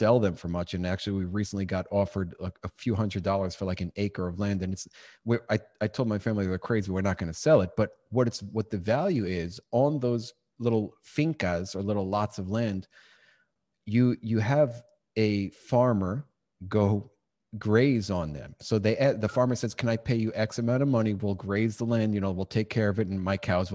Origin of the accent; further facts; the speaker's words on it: New York, United States; born and raised in New York